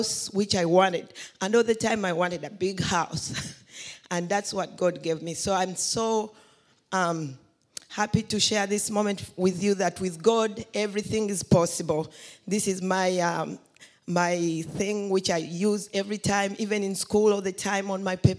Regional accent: Uganda; moved away; I came from Uganda

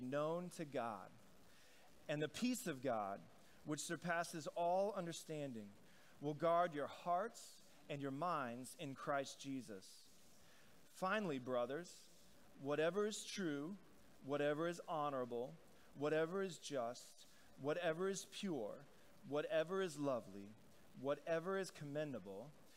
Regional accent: Northeast, United States; We come from the Northeast

